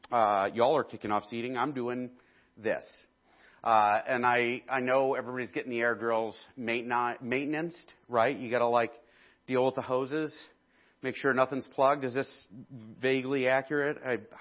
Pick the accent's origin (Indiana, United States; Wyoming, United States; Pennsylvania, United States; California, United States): Indiana, United States; Like, we came from Indiana where, like, cornfields are